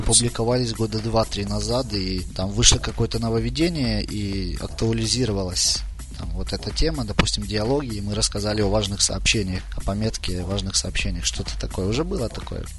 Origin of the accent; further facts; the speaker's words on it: Chernihiv, Chernihiv Oblast, Ukraine; Я вообще из Чернихова